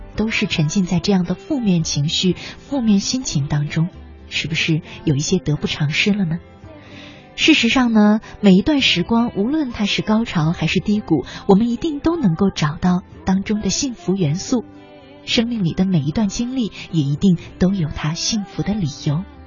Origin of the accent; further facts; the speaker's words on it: China; 我们中国人啊